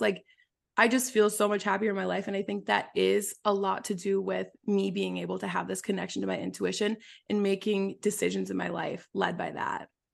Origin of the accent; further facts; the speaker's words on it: Wisconsin, United States; moved away as an adult; also born or lived in San Francisco; I was raised in Wisconsin, in a small town of, like, five thousand people.